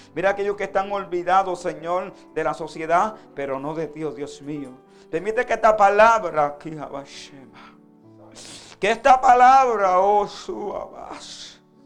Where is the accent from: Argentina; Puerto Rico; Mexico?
Puerto Rico; Vega Alta; Yo soy de Vega Alta, Puerto Rico